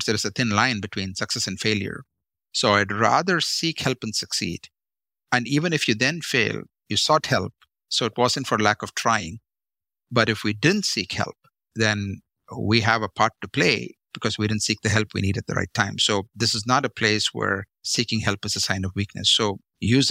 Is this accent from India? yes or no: yes; Chennai, Tamil Nadu, India; born in South India, grew up in a city called Madras, now called Chennai.